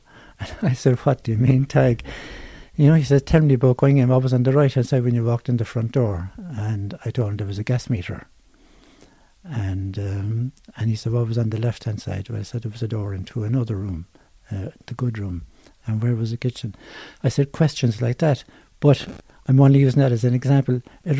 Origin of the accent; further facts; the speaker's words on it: Cork, Munster, Ireland; I was from the Glen